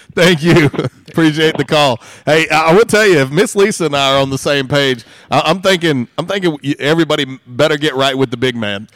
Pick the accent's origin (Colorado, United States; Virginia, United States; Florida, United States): Florida, United States; moved away; when I grew up in Florida, we had a grapefruit tree, a lemon tree, and an orange tree in our yard